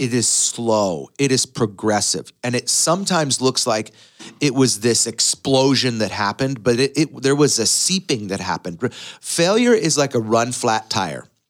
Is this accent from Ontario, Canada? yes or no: yes; Windsor, Ontario, Canada; moved away as an adult; now in United States; my hometown of Windsor, Ontario